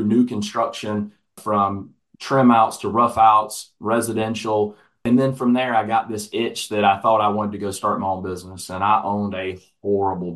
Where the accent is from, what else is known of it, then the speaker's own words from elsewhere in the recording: Atlanta, Georgia, United States; Atlanta, Georgia, which is my hometown where I'm originally from